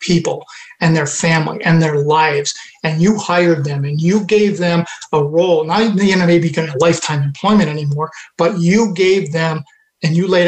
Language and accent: English; Western New York near Rochester, United States; moved away; I grew up in Western New York near Rochester